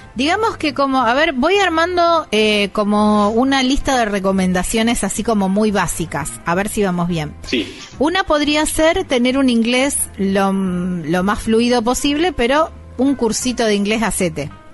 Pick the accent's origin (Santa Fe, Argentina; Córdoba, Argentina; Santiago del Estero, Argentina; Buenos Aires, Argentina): Córdoba, Argentina; esto es producto de mi tierra, esto es lo que nos identifica. Yo soy cordobés